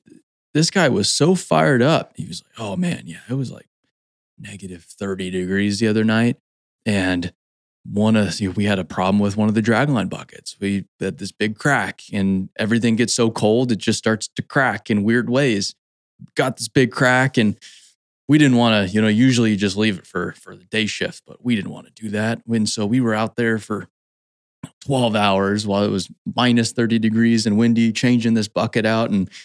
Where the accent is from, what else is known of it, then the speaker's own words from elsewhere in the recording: Scottsdale, Arizona, United States; Well, and I grew up in Scottsdale and I go back every once in a while